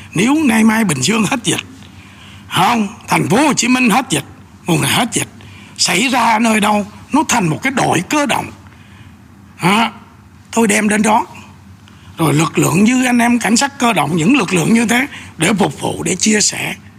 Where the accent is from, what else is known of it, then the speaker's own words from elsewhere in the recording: Bình Định, Vietnam; moved away; ở quê bình định ở quê tôi